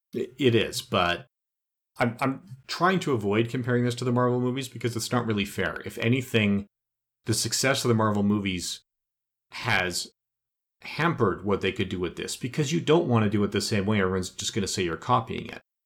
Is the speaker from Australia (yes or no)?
no; Canada; as a Canadian